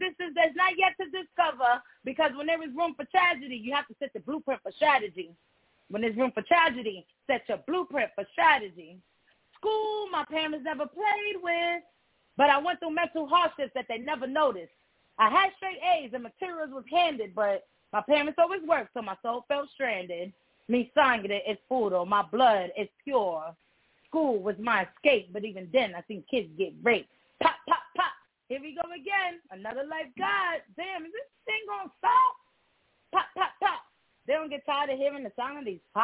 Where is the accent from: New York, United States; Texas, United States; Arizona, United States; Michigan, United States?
New York, United States; New York City; first language Spanish; English is a second language; now in Atlanta, United States; Growing up in Brownsville